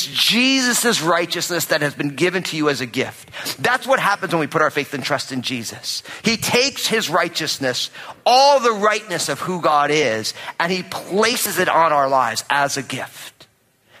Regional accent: New Jersey, United States; I'm from New Jersey and I'm Italian

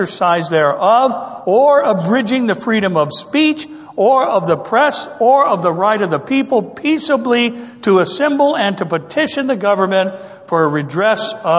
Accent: United States; As American Christians

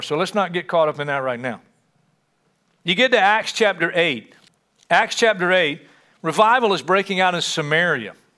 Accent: United States; we as American Christians

